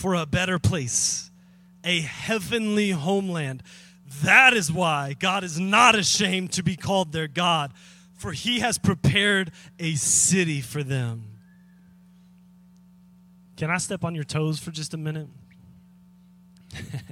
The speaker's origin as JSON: {"language": "English", "town": "Atlanta", "region": "Texas", "country": "United States", "tie": "born or raised there", "also_born_or_lived": "Dallas, Texas", "said": "I was born in Atlanta, Texas. Little old hospital in Atlanta, Texas"}